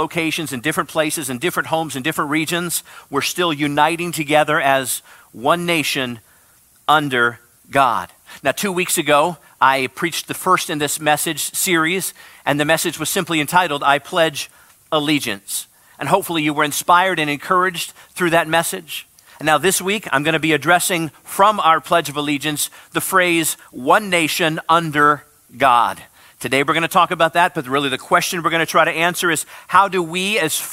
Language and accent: English; Midwest, United States; where I come from the Midwest